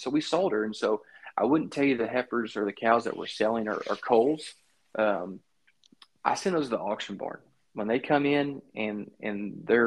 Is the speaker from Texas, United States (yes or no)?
yes; South Texas, United States; Growing up in South Texas